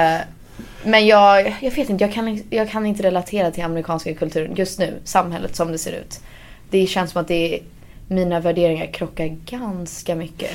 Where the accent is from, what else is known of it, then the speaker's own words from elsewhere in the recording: United States; moved away as an adult; now in Sweden; Jag är född i Sverige och sen flyttade vi till USA när jag var under ett år tror jag. Mm. Så att jag har ju gått i skolan i USA